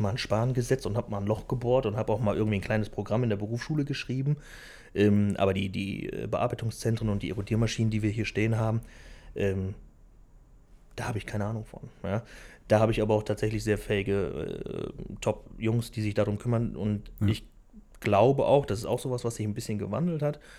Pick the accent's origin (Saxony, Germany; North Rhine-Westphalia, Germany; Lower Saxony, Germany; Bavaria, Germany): North Rhine-Westphalia, Germany; Velbert; ich bin äh, Felberter, ich bin in Felbert